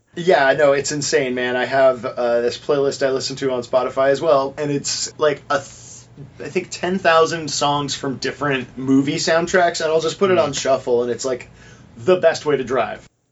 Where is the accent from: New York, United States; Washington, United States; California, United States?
California, United States; Orange County; moved away as an adult; now in Los Angeles, United States